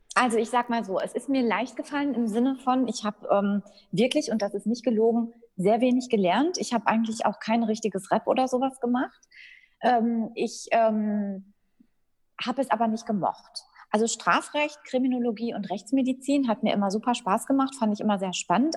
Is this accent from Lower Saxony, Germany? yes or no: no; Dortmund, North Rhine-Westphalia, Germany; also born or lived in Frankfurt am Main / Münster; ich bin in Dortmund geboren, auch aufgewachsen